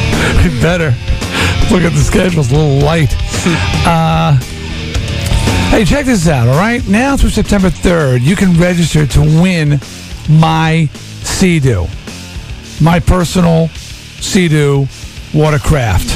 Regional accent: Long Island, New York, United States; now in Connecticut, United States; I'm from Long Island

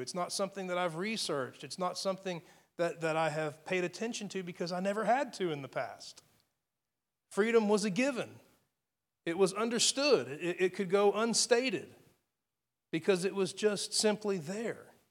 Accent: United States; I live in, in, in the United States of America. I'm an American citizen

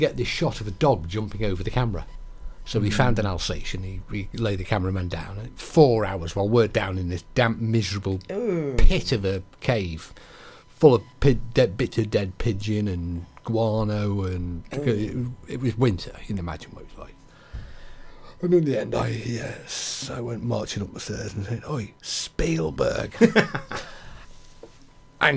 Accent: England, United Kingdom; I can say Crimmick even though I'm English

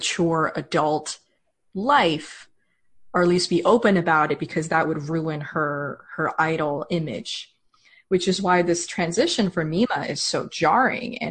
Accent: United States; as an American

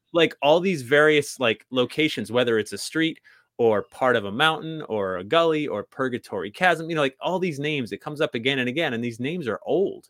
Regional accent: New England, United States; I grew up in New England

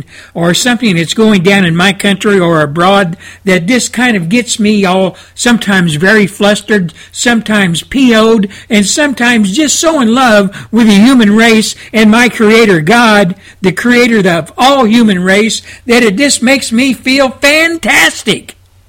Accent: United States; my home country of the United States of America

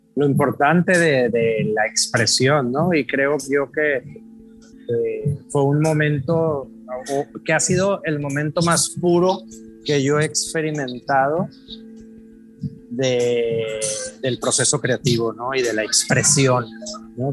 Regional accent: Culiacán, Sinaloa, Mexico; moved away as an adult; also born or lived in Monterrey / Puerto Vallarta; me fui de, de Culiacán a, estudiar a Monterrey, de Monterrey me fui a Vallarta

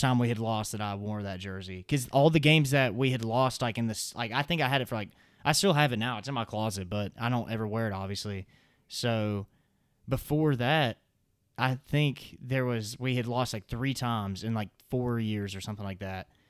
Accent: the South, United States; accent: Southern; I'm from the South, so obviously I have a little bit of a Southern accent

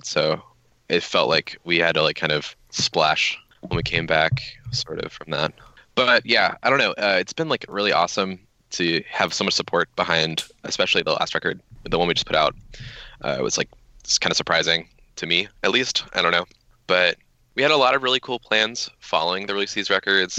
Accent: Virginia, United States; I'm from Virginia

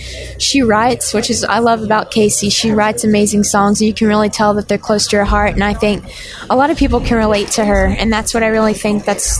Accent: West Jefferson, North Carolina, United States; now in Nashville, United States; I'm from West Jefferson, North Carolina. It's near Boone, North Carolina, Appalachian State.

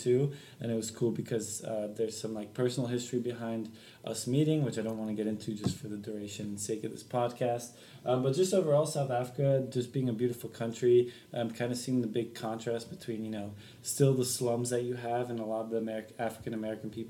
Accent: Belgium; moved away; we found ourselves in Belgium, where my home country is.

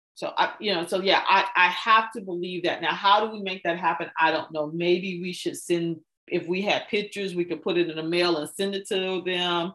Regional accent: United States

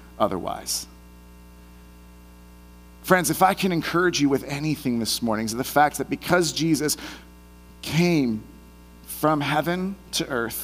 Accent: Bay Area, California, United States; moved away; I'm from the Bay Area originally

